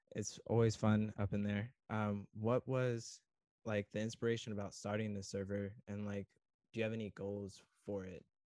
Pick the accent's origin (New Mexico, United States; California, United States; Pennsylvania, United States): California, United States; Southern; I grew up down in SoCal